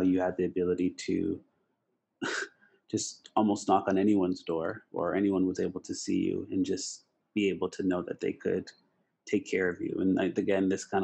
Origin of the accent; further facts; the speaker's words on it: Canada; I am from Canada, our small Black community